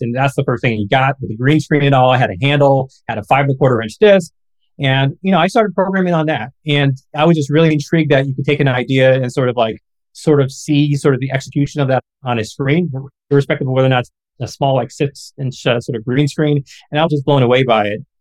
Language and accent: English; Galesburg, Illinois, United States; my hometown of Galesburg, Illinois